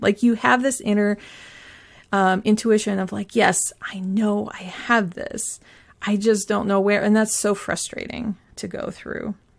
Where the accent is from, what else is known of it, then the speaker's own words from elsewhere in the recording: Pacific Northwest, United States; I grew up in the Pacific Northwest